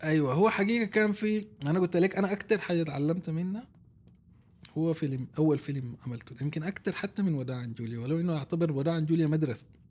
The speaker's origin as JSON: {"language": "Arabic", "country": "Sudan", "tie": "born or raised there", "said": "انا طفولتي تربيت في السودان"}